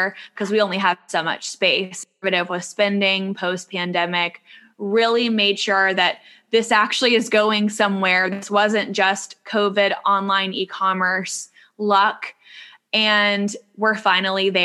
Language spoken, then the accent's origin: English; Charlotte, North Carolina, United States; moved away; I'm from Charlotte